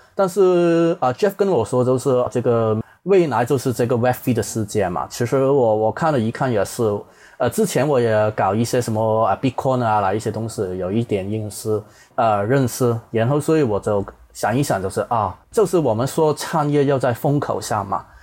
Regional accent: Hong Kong; accent: Hong Kong-style Mandarin; 我是香港人

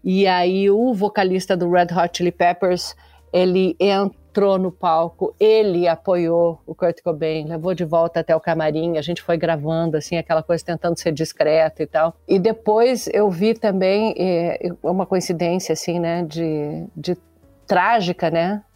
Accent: Santa Catarina, Brazil; eu sou de Santa Catarina

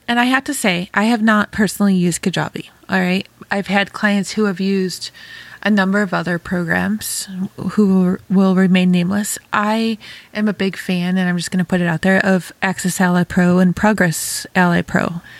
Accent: New York, United States; now in Ohio, United States; Oh my gosh, I sounded so Ohio. I'm a New Yorker, Damien. That did not sound New Yorker. Hot fire under my butt. I think I've been in Ohio for too long.

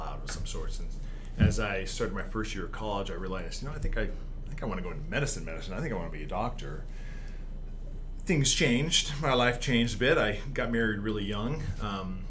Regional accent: Las Vegas, Nevada, United States; moved away as an adult; also born or lived in Utah; I was born and raised in Las Vegas, Nevada

